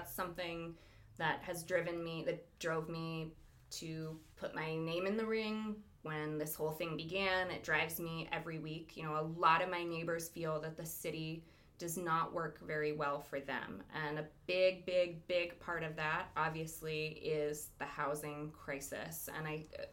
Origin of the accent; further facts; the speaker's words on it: Lompoc, California, United States; growing up in Lompoc. I grew up, you know, it's a very conservative town.